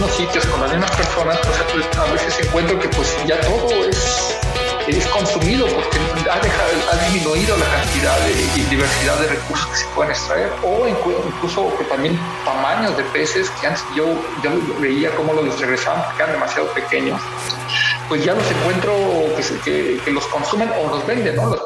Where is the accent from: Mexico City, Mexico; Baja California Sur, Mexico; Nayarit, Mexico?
Mexico City, Mexico; moved away as an adult; also born or lived in Oaxaca; soy chilango, nací en Ciudad de México, pero hace más de 20 años que salí de ahí